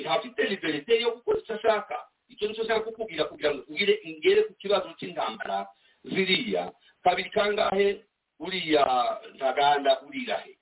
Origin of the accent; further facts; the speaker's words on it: DR Congo; accent: Kinyamulenge; first language Kinyamulenge; turi abanyekongo bavundi batwitwa abarwandafone ntabwo turi abarwandafone turi abantu bavuga ururimi rw'ikinyamurenge